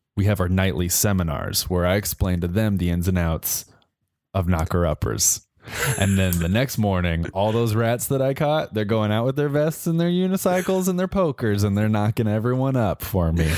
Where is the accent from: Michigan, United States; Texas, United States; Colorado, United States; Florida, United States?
Colorado, United States; Growing up in Colorado